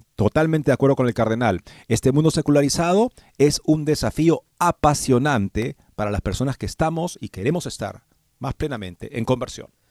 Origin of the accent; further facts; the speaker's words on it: Peru; moved away as an adult; also born or lived in Denton, Texas; Yo terminé la escuela secundaria y me crié en el Perú